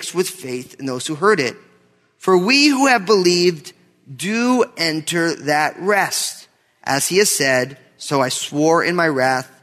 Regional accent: New Jersey, United States; Growing up in New Jersey, I remember I had friends who I was going to college

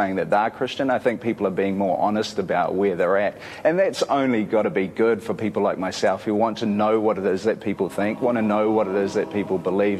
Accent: New Zealand

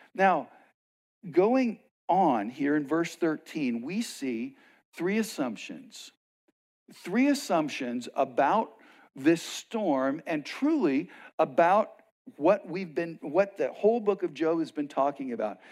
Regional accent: West Texas, United States; now in Arizona, United States; I grew up in West Texas

